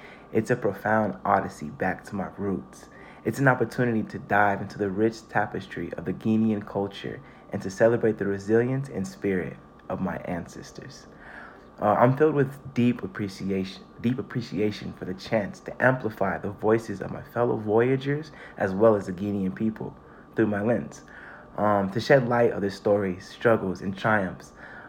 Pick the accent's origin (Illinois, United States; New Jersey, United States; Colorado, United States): Colorado, United States; Denver; I am born and raised in Denver, Colorado. Oh yeah, Denver native, baby.